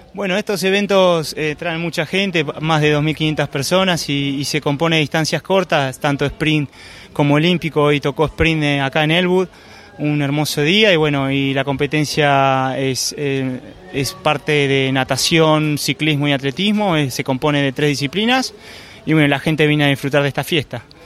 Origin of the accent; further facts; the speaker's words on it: Argentina; yo soy de Argentina